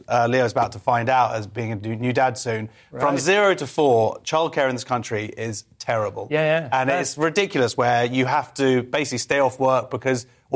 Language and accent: English; United Kingdom; I'm British born and raised